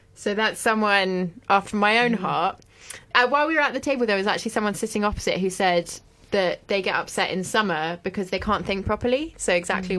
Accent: France; moved away; I grew up in France

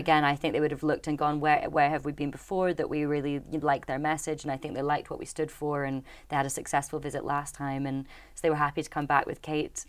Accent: Dornoch, Scotland, United Kingdom; I'm from Doornach in the Highlands

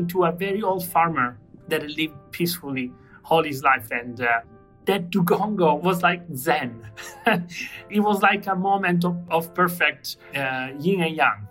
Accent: Catania, Sicily, Italy; I was born on an island, and I grew up on an island. I'm from Sicily, specifically from the city of Catania, which is right on the water.

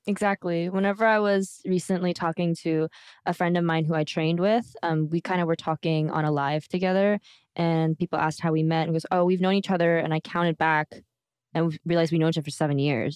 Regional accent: United States; now in South Korea; I'm from America.

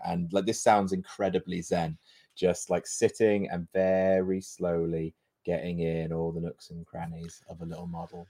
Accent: United Kingdom; we're British

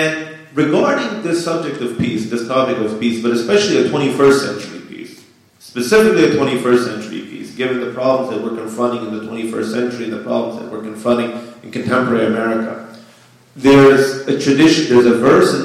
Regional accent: United States; I was born in the United States. However, my parents are immigrants from Afghanistan.

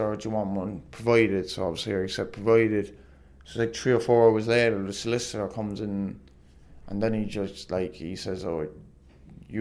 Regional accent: Ireland; being Irish

